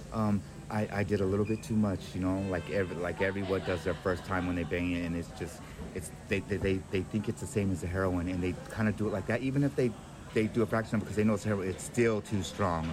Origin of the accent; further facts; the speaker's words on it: San Francisco, California, United States; we're from San Francisco